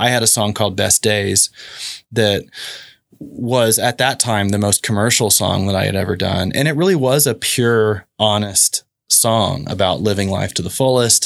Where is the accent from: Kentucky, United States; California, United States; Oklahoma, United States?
Oklahoma, United States; Oklahoma City; moved away; also born or lived in Dallas; come back home to Oklahoma City and started to fall in love with my hometown again